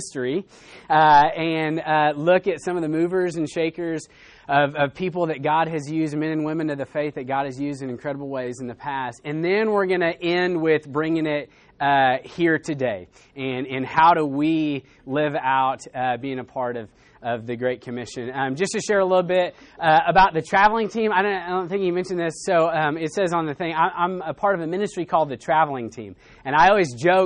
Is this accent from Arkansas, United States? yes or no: yes; Arkansas, United States; I'm actually from Arkansas